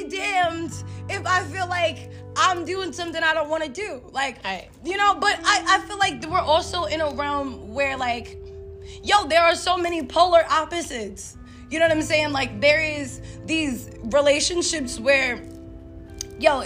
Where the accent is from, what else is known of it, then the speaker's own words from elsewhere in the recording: New York City, New York, United States; we're from New York